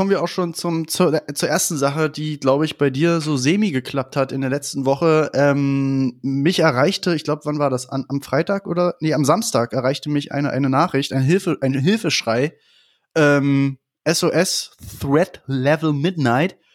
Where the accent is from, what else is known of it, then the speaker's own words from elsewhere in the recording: Berlin, Germany; Ja, da sieht man mal wieder, wir sind Berliner. In Berlin gibt es keine, also nicht so viele Feiertage.